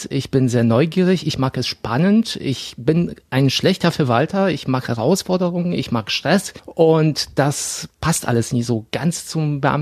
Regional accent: Poland; born there; Also ich bin in Polen geboren und der Teil der Familie ist dort äh, in der Bank oder beim Finanzamt tätig.

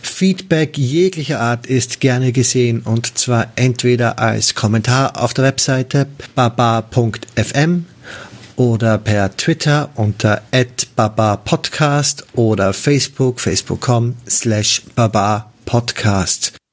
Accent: Austria; now in Netherlands; Ich bin selbst Auswanderer, wie man vielleicht hören kann, komme ich aus Österreich und wohne mittlerweile in den Niederlanden.

